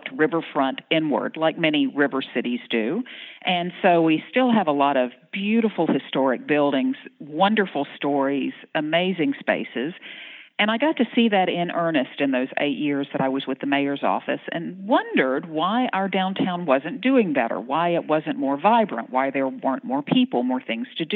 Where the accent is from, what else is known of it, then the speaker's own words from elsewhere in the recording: North Florida, United States; moved away as an adult; also born or lived in Pensacola, Florida; now in Shreveport, United States; I'm originally from North Florida. So I'm a beach gal